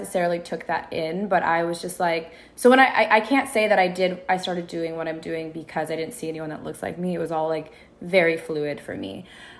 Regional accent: Minneapolis, Minnesota, United States; moved away as an adult; also born or lived in Sudan (ancestry); now in Los Angeles, United States; I was born and raised in Minneapolis. I'm originally Sudanese. I moved to LA a couple of years ago.

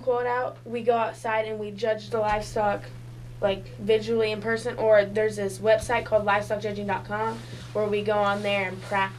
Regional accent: Avon, Illinois, United States; I'm from Avon, Illinois.

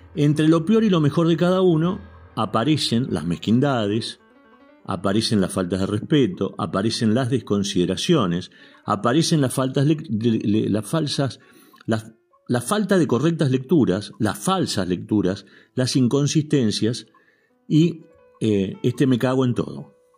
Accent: Argentina; Somos argentinos

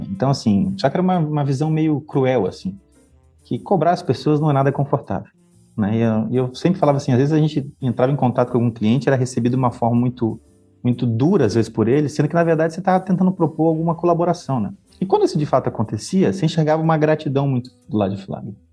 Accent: Porto Velho, Rondônia, Brazil; also born or lived in Acre / Amazonas / Maranhão / Minas Gerais; now in Paraná, Brazil; Eu sou natural de Porto Velho, Rondônia, né? Nasci e morei muito tempo lá. Só que em virtude da carreira que meus pais tinham, né? Eu transferia bastante. Então, eu morei no Acre, no Amazonas, Maranhão, Minas Gerais

